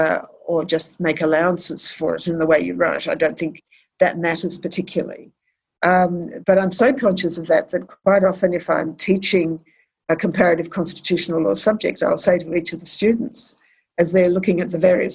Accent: Australia; being Australian and having been educated in Australia and in the common law world

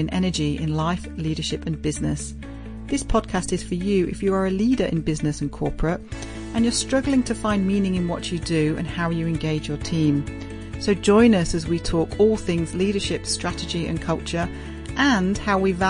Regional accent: United Kingdom; also born or lived in North Wales (family); now in Brisbane, Australia; we were from the same place in the UK

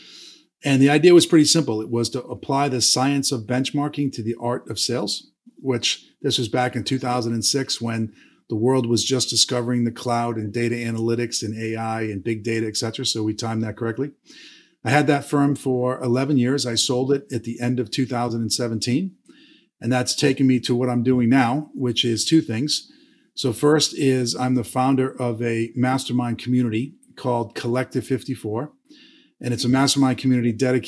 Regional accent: Boston, Massachusetts, United States; moved away; also born or lived in Atlanta, Georgia; I was born and raised in Boston, Massachusetts.

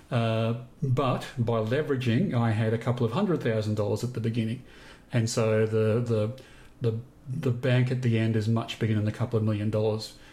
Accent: Queensland, Australia; grew up in Queensland.

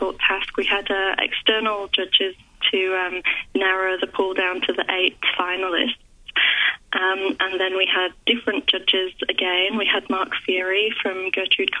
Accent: Yorkshire and the Humber, United Kingdom; moved away as an adult; now in Melbourne, Australia; I'm originally from West Yorkshire, but I've been in Melbourne about 15 years

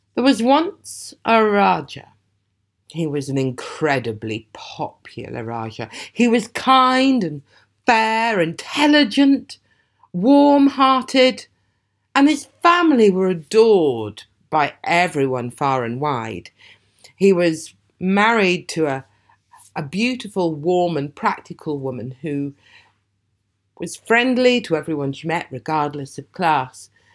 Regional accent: Aberdeen, Scotland, United Kingdom; moved away; I was born and brought up in Aberdeen

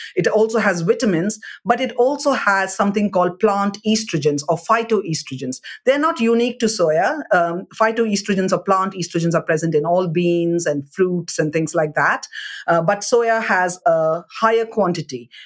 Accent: South India, India; I'm from South India

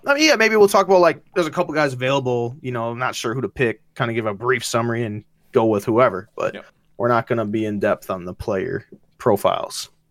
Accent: Wisconsin, United States; I still am a Packers fan because it's my home, my home, it's my hometown

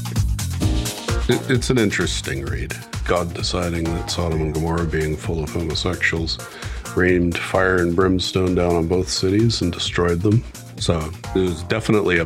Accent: Vancouver, British Columbia, Canada; now in Masterton, New Zealand; I was born in Grace Hospital, Vancouver

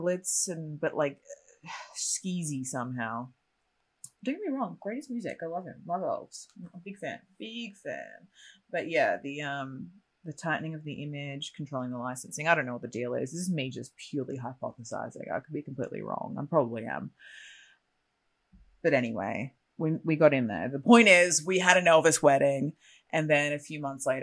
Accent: Australia; moved away; I'm a generic Australian

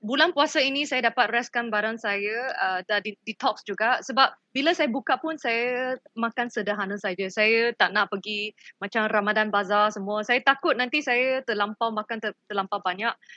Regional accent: Malaysia; kita sebagai rakyat Malaysia

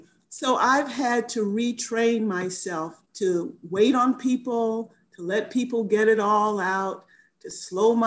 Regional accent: Florida, United States; moved away as an adult; also born or lived in New York / New Jersey; now in Halifax, Canada; I'm originally from Florida, but I've been out of Florida longer than I lived there, right? Because when I left to finish college, I never went back to live there.

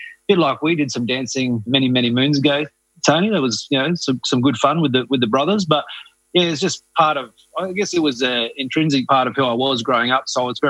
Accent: Katherine, Northern Territory, Australia; when I grew up in Katherine

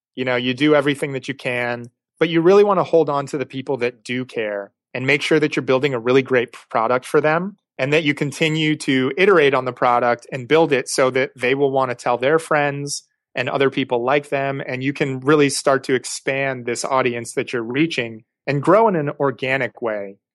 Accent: East Coast, United States; moved away; I was growing up on the East Coast

